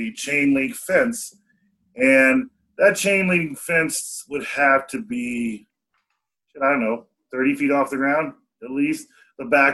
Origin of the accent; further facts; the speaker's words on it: Aurora, Colorado, United States; also born or lived in Memphis, Tennessee; growing up on Truckee Pacific, it was a cool neighborhood